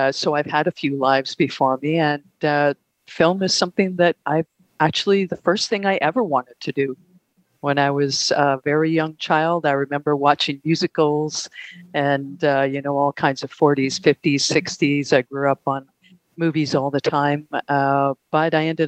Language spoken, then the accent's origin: English; Canada; I'm from Canada, so I'm based in Toronto